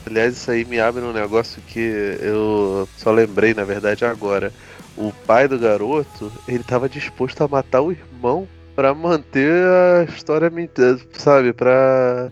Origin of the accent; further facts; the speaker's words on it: Brazil; eu sou brasileiro pra cacete